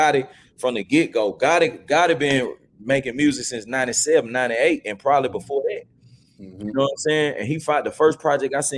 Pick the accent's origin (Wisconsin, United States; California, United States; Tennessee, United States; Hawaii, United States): Tennessee, United States; Memphis; I grew up, I'm from the Haven. I'm from BAZ. Mm-hmm. So South Memphis